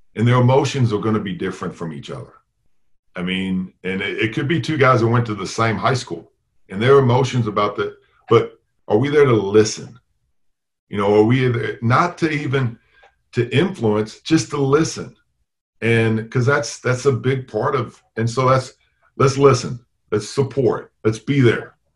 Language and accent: English; Tennessee, United States; moved away as an adult; also born or lived in Chicago, Illinois; now in Valparaiso, United States; I was born in Chicago, but grew up in Tennessee.